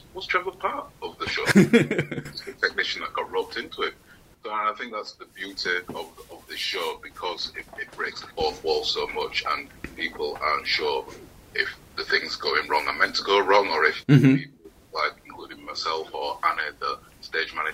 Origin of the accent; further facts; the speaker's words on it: Yorkshire and the Humber, United Kingdom; moved away; also born or lived in Birmingham; I'm from Yorkshire originally